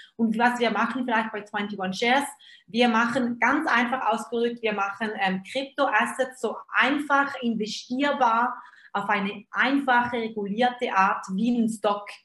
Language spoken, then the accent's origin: German; Switzerland; Also ich bin Schweizerin, komme mal nicht auf, aus Deutschland